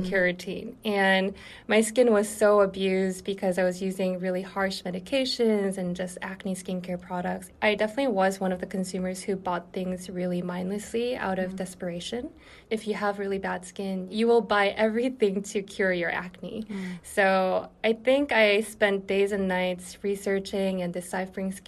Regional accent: South Korea; also born or lived in Syracuse, New York, United States; Yeah, so I was actually born and raised in South Korea.

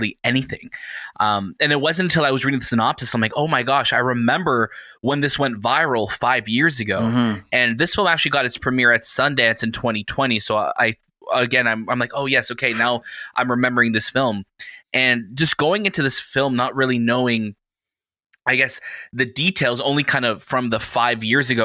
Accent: Canada; we're Canadian

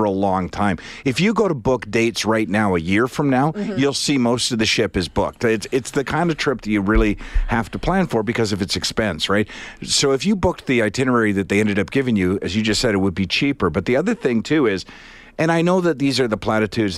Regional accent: the Maritimes, Canada; I grew up in the Maritimes

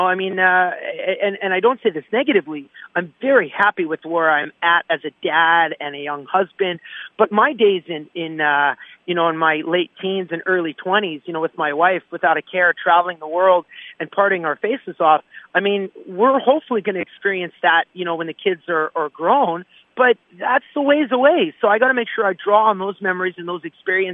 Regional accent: St. Paul, Alberta, Canada; in St. Paul, my hometown.

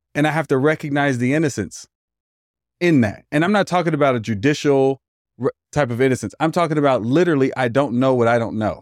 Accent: Hayward, California, United States; also born or lived in Oakland, California; I was raised back and forth between Oakland and Hayward

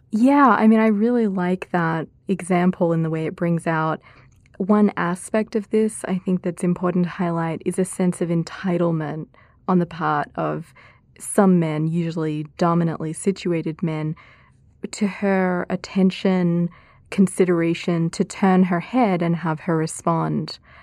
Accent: Australia; moved away as an adult; now in United States; my home country of Australia, public life therein, and also the U S where I've been for now about thirteen years

